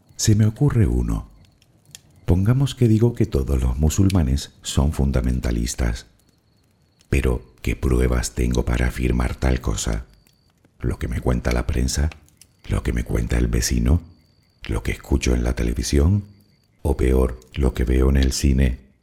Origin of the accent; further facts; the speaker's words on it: Spain; que soy español